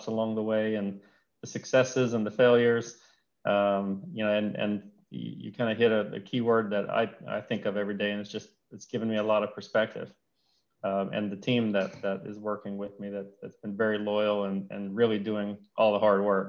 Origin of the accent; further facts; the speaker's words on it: Elton, Louisiana, United States; moved away as an adult; also born or lived in Houston / Baton Rouge; I grew up in Louisiana, a small town called Elton, Louisiana.